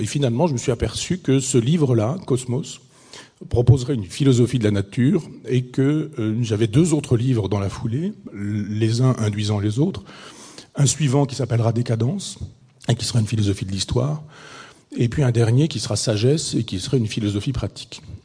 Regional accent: Chambois, Normandy, France; c'est mon village natal

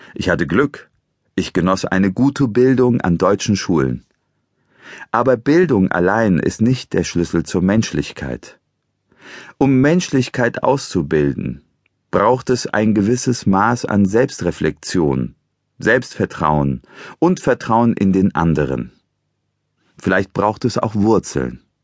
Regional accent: Eastern Anatolia, Turkey; now in Germany; Geboren bin ich in der Türkei in einem ostanatolischen Bergdorf nahe der Grenze zu Armenien und Georgien

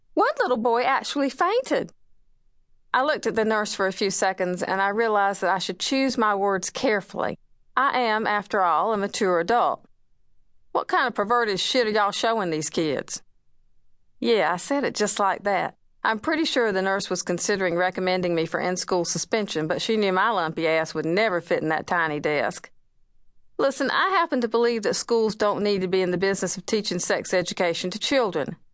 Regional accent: Wilmington, North Carolina, United States; it's filmed in my hometown

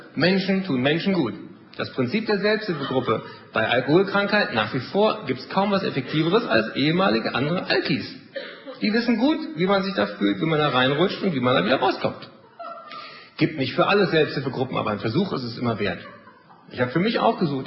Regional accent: Germany; wir sind da als Deutsche

